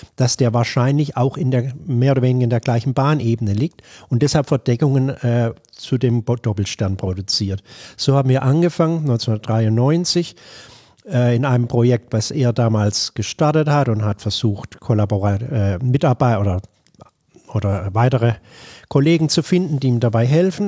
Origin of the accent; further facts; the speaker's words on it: Bad Mergentheim, Baden-Württemberg, Germany; moved away as an adult; also born or lived in Würzburg / Buffalo, New York / Albuquerque, New Mexico; now in Tenerife, Spain; Ich bin in Bad Mergentheim im Norden von Baden-Württemberg aufgewachsen